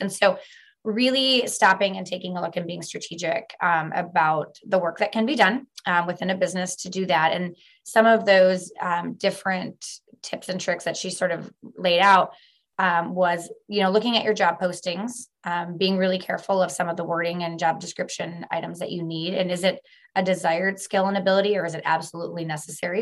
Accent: Milwaukee, Wisconsin, United States; moved away as an adult; now in Northwest Wisconsin, United States; I am a transplant. I was born and raised in Milwaukee and found my way at the very tip top of Wisconsin.

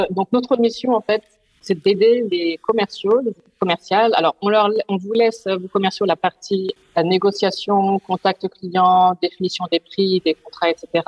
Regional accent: France; now in Netherlands; Euh, donc … je suis française, mais je vis aux Pays-Bas depuis maintenant plus de trois ans.

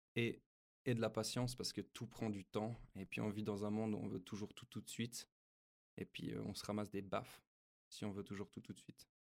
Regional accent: Switzerland; chez nous en Suisse

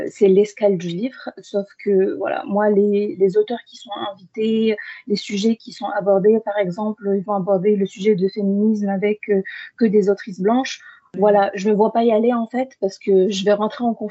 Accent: Bordeaux, Nouvelle-Aquitaine, France; also born or lived in Algeria; quand on a déménagé on est venu sur Bordeaux. Et depuis, j'habite sur Bordeaux, donc je suis bordelaise.

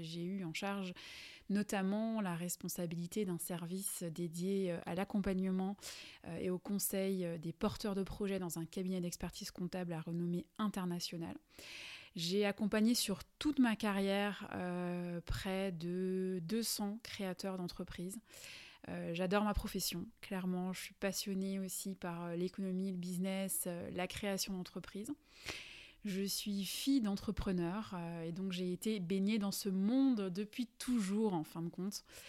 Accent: Alsace, Grand Est, France; accent: Alsatian; je suis alsacienne et je pense que ça doit s'entendre

